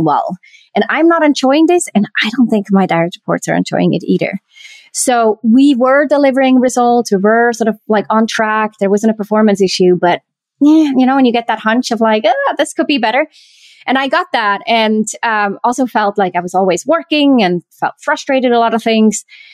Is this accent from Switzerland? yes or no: yes; Switzerland; I was born and raised in Switzerland